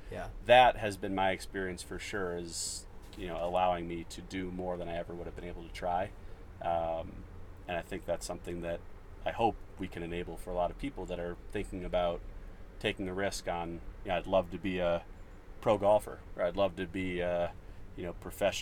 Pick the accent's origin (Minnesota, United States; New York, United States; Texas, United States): Minnesota, United States; moved away as an adult; also born or lived in Northeast US; I grew up in Minnesota.